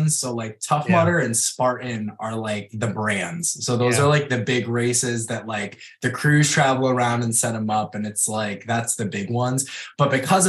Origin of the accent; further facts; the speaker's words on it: Rochester, United States; I am a creative from the Rochester area